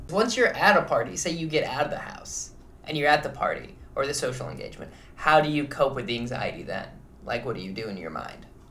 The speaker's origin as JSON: {"language": "English", "region": "Midwest", "country": "United States", "moved": "yes", "lives_now": "New York City, United States", "said": "I'm from the Midwest"}